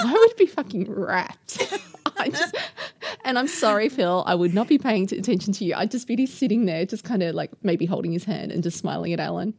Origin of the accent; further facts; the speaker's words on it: Australia; speaking as an Australian podcaster who podcasts weekly about neighbours